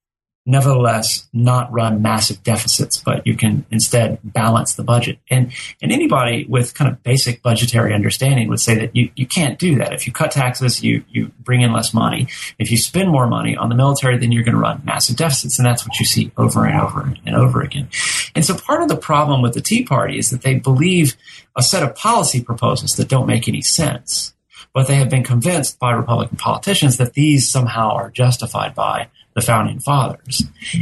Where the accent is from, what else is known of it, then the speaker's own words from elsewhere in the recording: Texas, United States; now in Georgia, United States; You know, I'm from Texas, which is the second largest, most populous state in the nation.